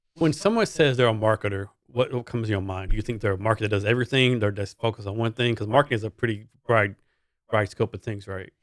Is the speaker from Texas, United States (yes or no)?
yes; Texas, United States; I'm from Texas